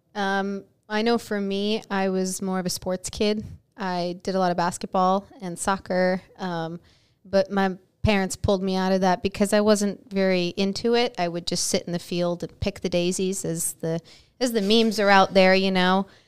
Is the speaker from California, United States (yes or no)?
no; Nyack, New York, United States; moved away as an adult; now in Texas, United States; I'm from, uh, Nyack, New York, which is about forty minutes north of New York City